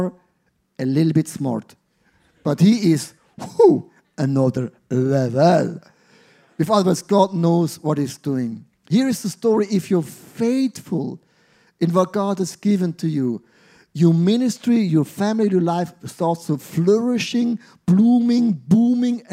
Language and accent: English; Switzerland; I grew up in Switzerland